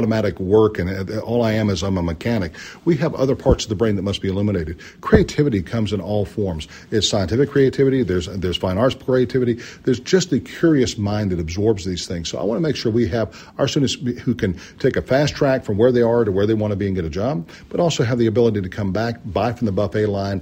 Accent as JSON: {"language": "English", "town": "Charlotte", "region": "North Carolina", "country": "United States", "moved": "yes", "said": "I'm from Charlotte, North Carolina"}